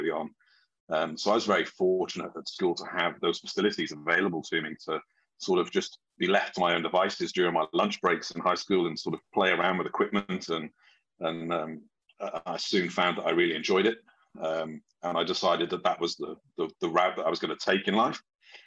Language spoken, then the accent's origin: English; Wales, United Kingdom; I'm originally from Wales in the UK. And I was very fortunate that the high school I went to had a really good drama school